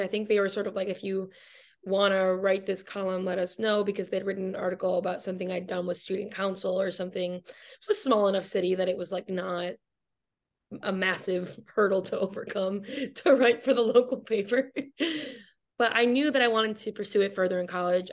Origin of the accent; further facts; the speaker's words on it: Michigan, United States; now in Brooklyn, New York, United States; I'm from Michigan, and that is how I loosely know Grace through the University of Michigan